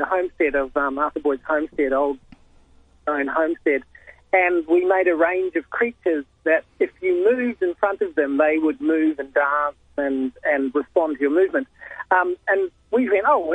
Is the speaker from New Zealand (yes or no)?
yes; New Zealand; now in Australia; me being originally a New Zealander